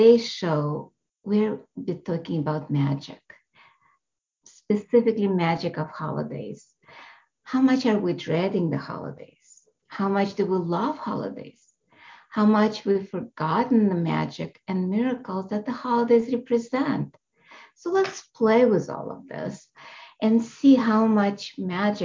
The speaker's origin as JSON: {"language": "English", "country": "Russia", "tie": "born or raised there", "moved": "yes", "said": "I was born in Russia"}